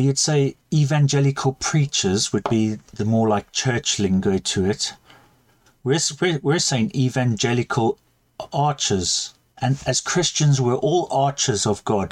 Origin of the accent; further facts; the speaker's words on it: South Africa; now in United Kingdom; as you can hear, I'm South African